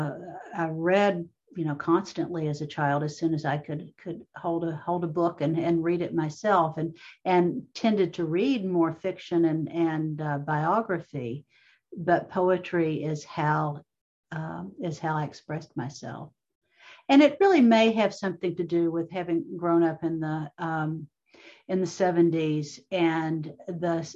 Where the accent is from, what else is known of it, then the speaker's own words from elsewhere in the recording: Jackson, Kentucky, United States; moved away; I went back to my hometown of Jackson, Kentucky